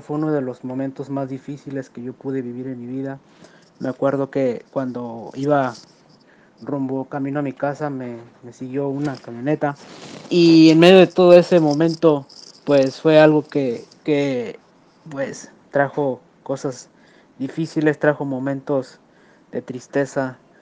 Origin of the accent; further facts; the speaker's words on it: Ciudad Valles, San Luis Potosí, Mexico; soy de Ciudad Valle, San Luis Potosí.